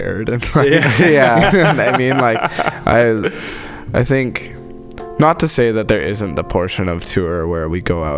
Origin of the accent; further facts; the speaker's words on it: Abbotsford, British Columbia, Canada; We're from Abbotsford, not Vancouver